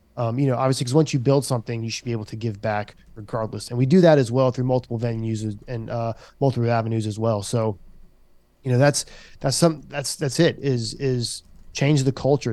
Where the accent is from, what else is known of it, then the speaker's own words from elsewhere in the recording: Charleston, South Carolina, United States; I worked in the community that I was raised in.